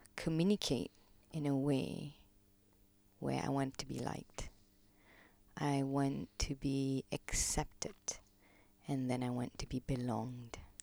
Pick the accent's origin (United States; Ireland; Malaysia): Malaysia; Kuala Lumpur; moved away as an adult; now in London, United Kingdom; I was born in Malaysia, born, brought up Malaysian, uh, Kuala Lumpur